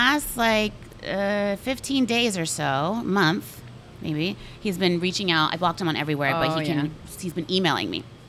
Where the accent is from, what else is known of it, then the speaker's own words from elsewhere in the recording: Northern California, United States; moved away; I'm actually from California. Northern California though.